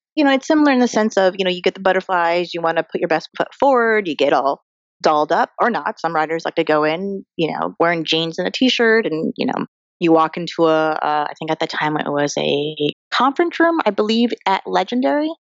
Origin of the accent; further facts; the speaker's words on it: Colorado, United States; I'm an Asian American girl who grew up in Colorado.